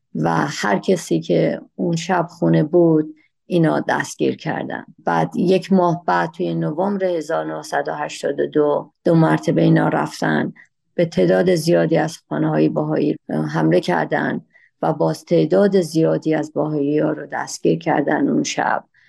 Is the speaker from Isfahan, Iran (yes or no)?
no; Shiraz, Fars, Iran; من در شیراز متولد شدم و در همون شهر شیرازم مدرسه و دبیرستان و بعدش به دانشگاه رفتم